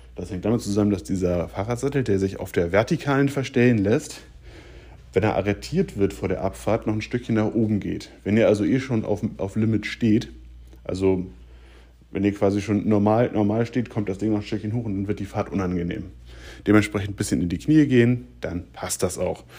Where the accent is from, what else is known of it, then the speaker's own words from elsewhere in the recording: Germany; ich komme aus der Gegend von Hamburg